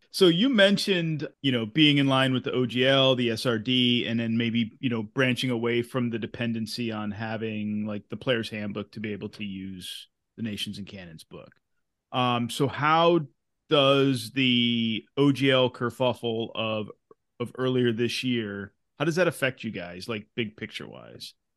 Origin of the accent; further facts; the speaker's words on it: Massachusetts, United States; where I grew up in Massachusetts is on, um, Knox Trail. And my hometown is one of the stopovers